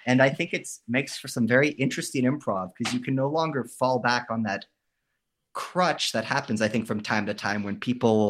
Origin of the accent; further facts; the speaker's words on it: West Vancouver, British Columbia, Canada; also born or lived in Los Angeles; now in Berlin, Germany; I'm originally from Vancouver. In fact, West Vancouver